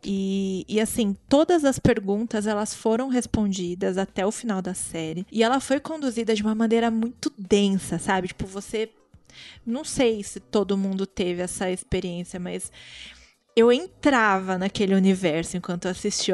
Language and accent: Portuguese; Brazil; also born or lived in Guarulhos; a gente é brasileira tudo